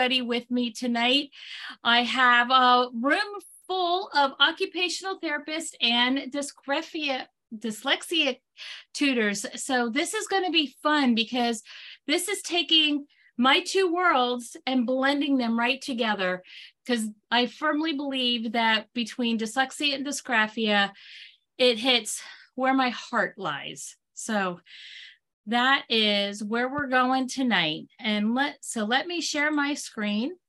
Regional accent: Pennsylvania, United States; I hail from Pennsylvania

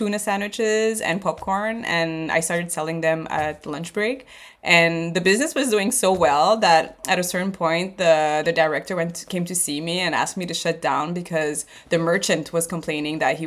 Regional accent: Montreal, Quebec, Canada; also born or lived in Seychelles; I'm originally, from Montreal, so school was in French

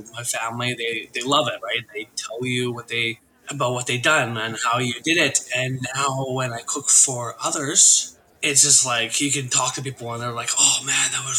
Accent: Little Qualicum River, British Columbia, Canada; now in Port Alberni, Canada; I am Coast Salish from Little Qualcomm River

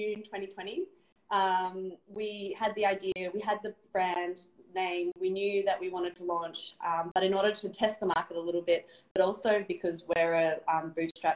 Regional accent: Melbourne, Victoria, Australia; moved away as an adult; now in Noosa, Australia; I'm from Melbourne

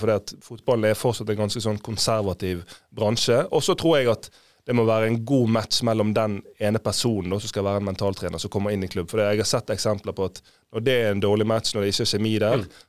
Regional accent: Fana, Vestland, Norway; vi var sånn små unger, husker jeg, hjemme i Fane

